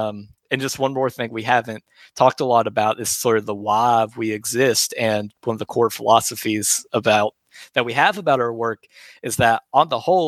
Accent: Jackson County, Kentucky, United States; now in Lexington, United States; I grew up in Jackson County and, you know, love it there so much.

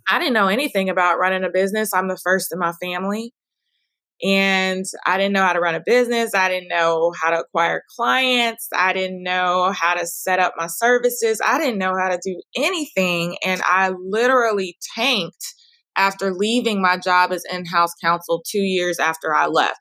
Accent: Dallas, Texas, United States; I'm now moving to open uh, a wellness studio where I grew up in Oak Cliff

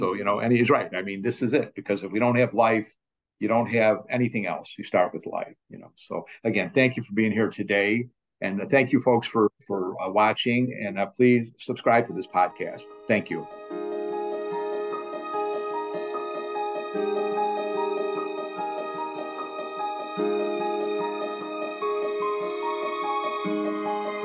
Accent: Chicago, Illinois, United States; now in New Jersey, United States; I come from Chicago, from Illinois

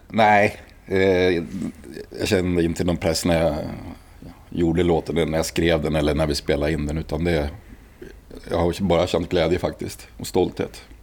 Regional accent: Gävle, Gävleborg County, Sweden; also born or lived in Uppsala; Jag är född i Uppsala, sen bodde jag ja, bott lite här och där. Men växte upp i Sätra

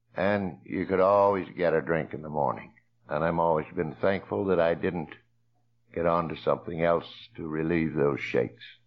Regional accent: Coshocton, Ohio, United States; I grew up in Coshocton

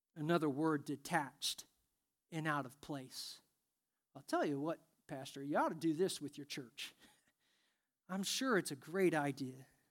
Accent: Indiana, United States; I'm from Indiana

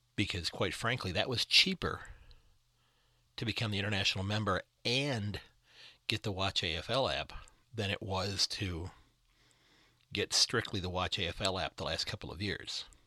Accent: United States; as an American

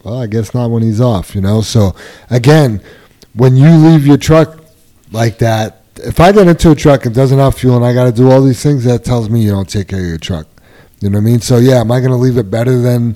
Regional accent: New York, United States; also born or lived in South Denver; now in Westminster, United States; where I grew up in New York

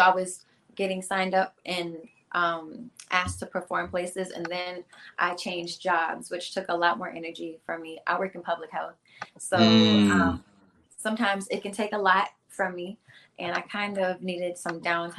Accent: Hilton Head, South Carolina, United States; moved away as an adult; now in Atlanta, United States; Hilton Head, South Carolina.

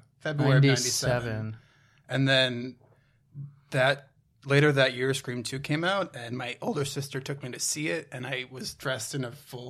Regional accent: Maple Grove, Minnesota, United States; my hometown of Maple Grove, Minnesota.

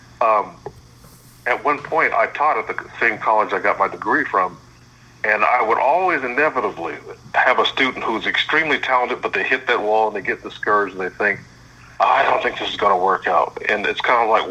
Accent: Columbus, Ohio, United States; I'm born and raised in Columbus, Ohio, still here

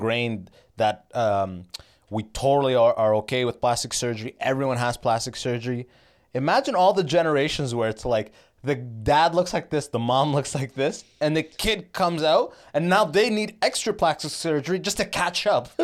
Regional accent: Canada; I'm Canadian

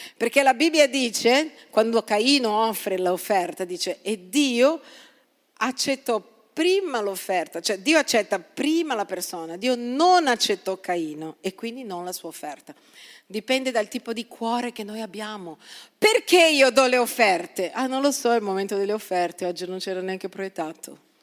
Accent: Brazil; now in Italy; sono nata in Brasile

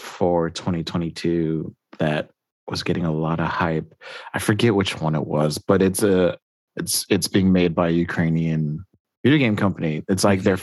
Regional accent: United States; being an American

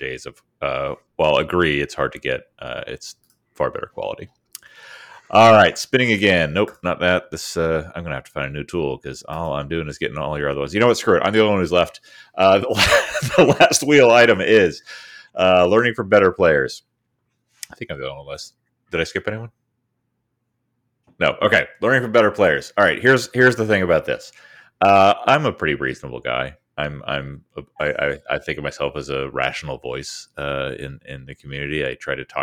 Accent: Maryland, United States; where I grew up in Maryland

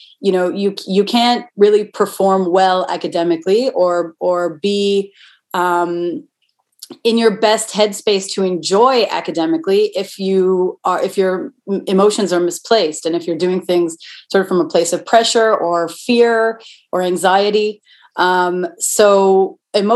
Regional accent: Toronto, Ontario, Canada; I'm from Toronto

